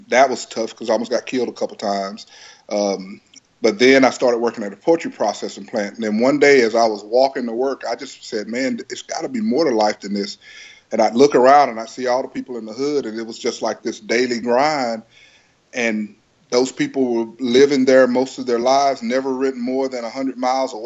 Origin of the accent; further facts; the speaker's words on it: Lufkin, Texas, United States; I'm from Texas originally. I was born in Lufkin, Texas, and you know, stayed down there